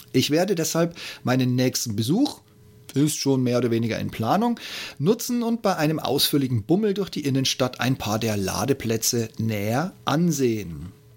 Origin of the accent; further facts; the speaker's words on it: Regensburg, Bavaria, Germany; now in Berlin, Germany; meine Geburtsstadt, Grüße nach Regensburg